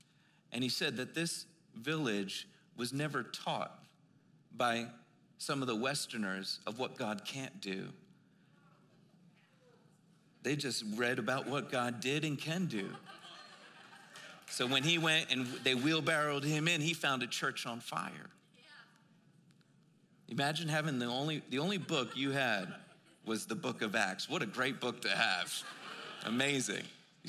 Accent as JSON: {"language": "English", "town": "Philadelphia", "region": "Pennsylvania", "country": "United States", "said": "I'm from Philly"}